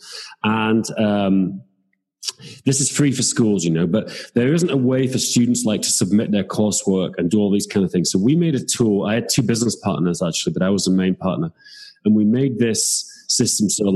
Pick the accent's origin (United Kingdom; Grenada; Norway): United Kingdom; England; now in Prague, Czech Republic; I'm from England, but I live in Prague